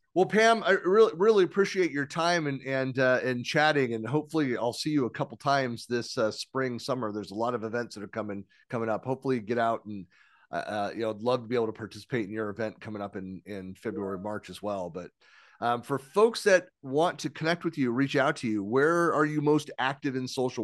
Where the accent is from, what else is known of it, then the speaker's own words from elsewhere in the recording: San Francisco Bay Area, California, United States; I'm born and raised in San Francisco Bay Area